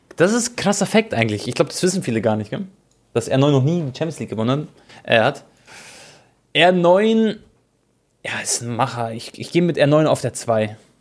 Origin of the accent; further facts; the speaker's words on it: Croatia; ich bin Kroate